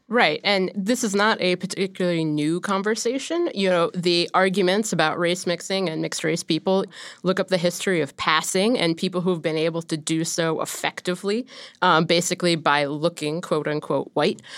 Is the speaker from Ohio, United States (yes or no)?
yes; Ohio, United States; growing up in Ohio